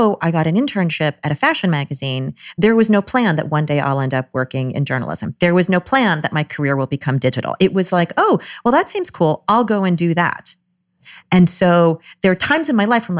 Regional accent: Trenton, New Jersey, United States; also born or lived in New York City; In the suburbs of Trenton, New Jersey.

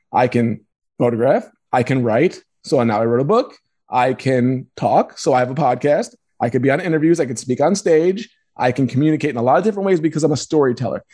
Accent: Roslyn, New York, United States; also born or lived in Queens, New York; And moved to Long Island, Roslyn, Long Island

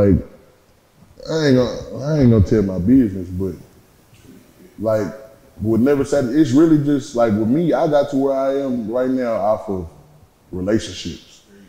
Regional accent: Dallas, Texas, United States; I done been, you know, so many other places. That's why I'm from Dallas. You know what I'm saying? Because I done stayed in Wynwood Garden. I done stayed everywhere.

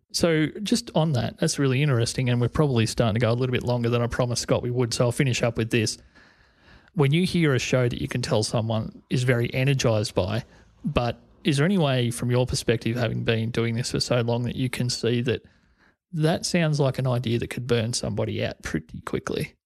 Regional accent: Corryong, Victoria, Australia; This is in my hometown of Coryong

